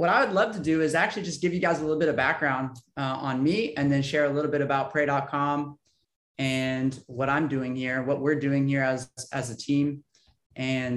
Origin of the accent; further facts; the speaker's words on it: San Diego, California, United States; I grew up here in San Diego